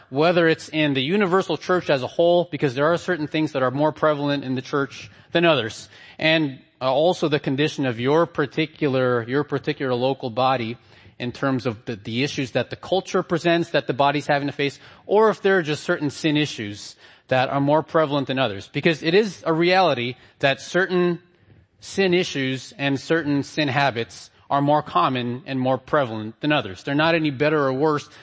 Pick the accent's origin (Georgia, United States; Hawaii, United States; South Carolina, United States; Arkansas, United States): Hawaii, United States; also born or lived in Philippines; I'm from Hawaii. We don't wear ties there.